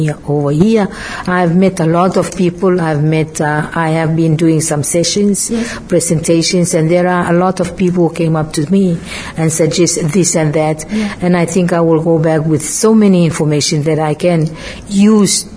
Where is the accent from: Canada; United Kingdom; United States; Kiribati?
Kiribati; moved away as an adult; now in Fiji; I am from Kiribati.